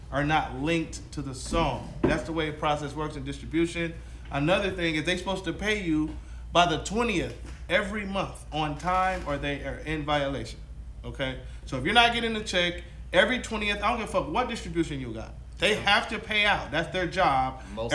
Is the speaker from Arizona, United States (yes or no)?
no; Compton, California, United States; also born or lived in Watts, Los Angeles; I grew up in Watts and Compton and all that weird shit